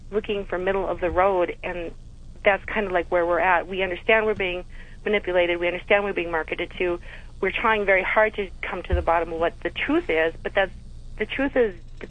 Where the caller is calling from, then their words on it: North Dakota, United States; I'm calling from North Dakota, which has a very strong socialistic background, very big history in socialism.